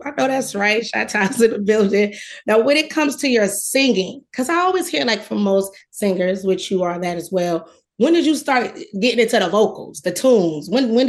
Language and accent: English; Detroit, Michigan, United States; I'm from Detroit.